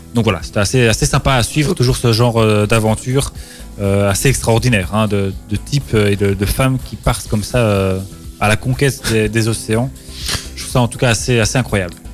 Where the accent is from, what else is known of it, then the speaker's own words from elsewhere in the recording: Belgium; chez nous carrément même à Ostende. Chez nous, c'est pas près de chez nous, Ostende